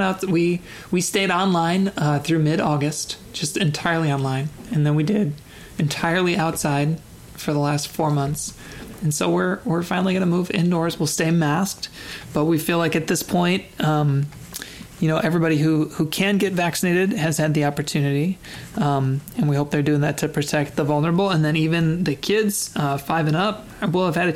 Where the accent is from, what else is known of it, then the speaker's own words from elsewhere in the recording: Chicago, Illinois, United States; moved away; I'm from Chicago